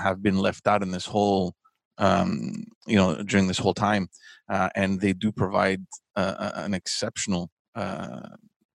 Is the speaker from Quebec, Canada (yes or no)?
yes; Montreal, Quebec, Canada; I'm from Park X, and I always felt that Park Extension has been evolving positively